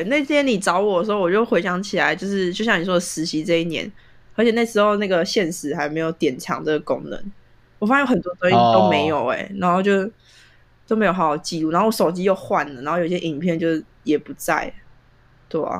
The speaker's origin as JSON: {"language": "Chinese", "country": "Taiwan", "said": "我现在回台湾，我台湾人"}